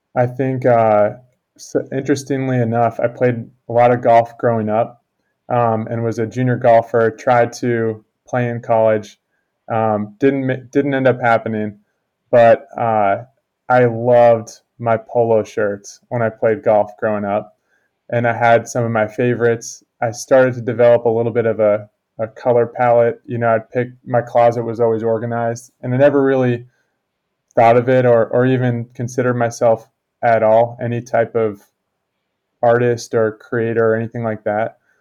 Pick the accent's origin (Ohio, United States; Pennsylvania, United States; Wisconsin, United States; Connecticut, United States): Connecticut, United States; I grew up in Connecticut